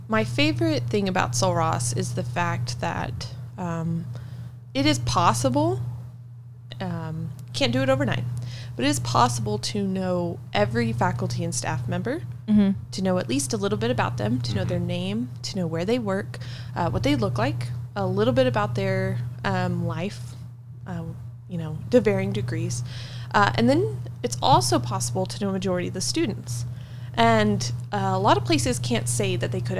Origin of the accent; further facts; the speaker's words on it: Lubbock, Texas, United States; now in Alpine, United States; I'm from Lubbock, so it has like 250 people. I don't know, 250,000 people.